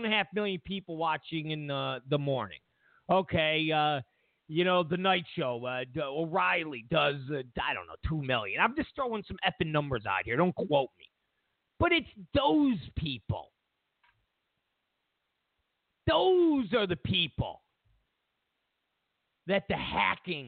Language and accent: English; Rochester, New York, United States; moved away; I'm originally from Rochester, New York.